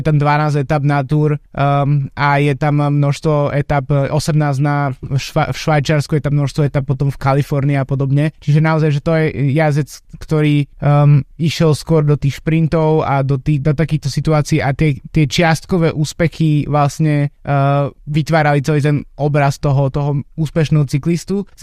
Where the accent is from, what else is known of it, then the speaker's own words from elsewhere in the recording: Slovakia; jednak sme Slováci samozrejme